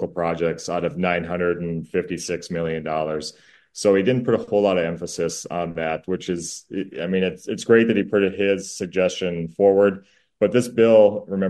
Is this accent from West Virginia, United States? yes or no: no; Minnesota, United States; I am so proud to be from Minnesota